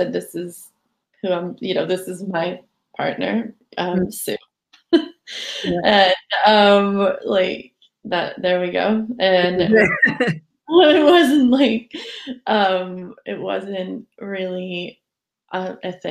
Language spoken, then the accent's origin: English; Southern California, United States; moved away as an adult; now in Edinburgh, United Kingdom; I was brought up in Southern California